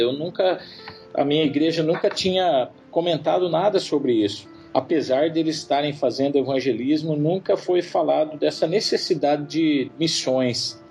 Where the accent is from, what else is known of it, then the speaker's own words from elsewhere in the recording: Leme, São Paulo, Brazil; moved away as an adult; also born or lived in Limeira, Brazil; now in Middle East; Originalmente eu sou da cidade de Leme, é uma cidade pequena do interior de São Paulo